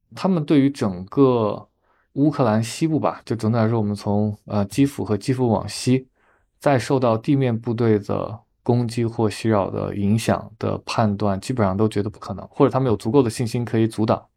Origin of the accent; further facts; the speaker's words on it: Hubei, China; moved away; 我在湖北的老家